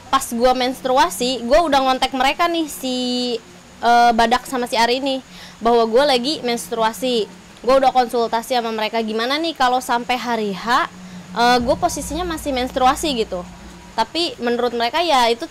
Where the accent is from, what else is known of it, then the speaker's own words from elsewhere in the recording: Bekasi, West Java, Indonesia; gue dari Bekasi.